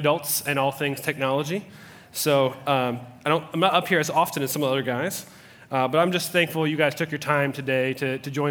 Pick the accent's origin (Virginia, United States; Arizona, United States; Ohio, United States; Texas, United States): Ohio, United States; Cincinnati; I was born in Cincinnati, Ohio